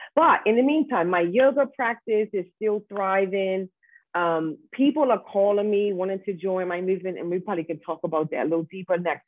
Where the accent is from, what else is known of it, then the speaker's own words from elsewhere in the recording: Bermuda; grow up into this wonderful island where I am connected with family and friends